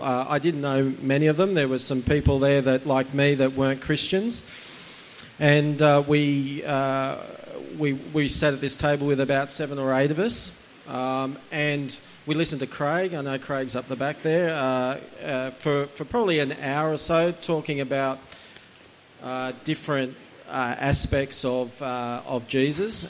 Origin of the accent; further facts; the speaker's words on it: Gosford, New South Wales, Australia; also born or lived in Umina Beach, New South Wales / Indonesia / Hong Kong / Vietnam; I was born in Gosford Hospital